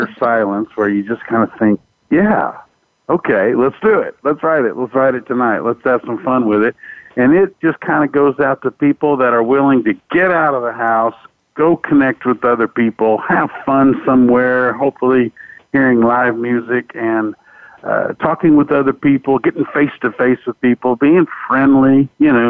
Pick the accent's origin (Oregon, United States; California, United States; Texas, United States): Texas, United States; Fort Worth; born and raised in Fort Worth, Texas